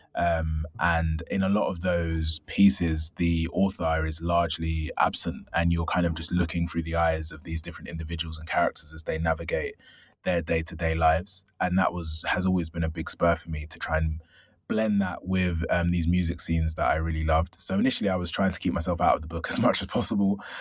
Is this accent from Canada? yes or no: no; London, United Kingdom; I'm originally from South London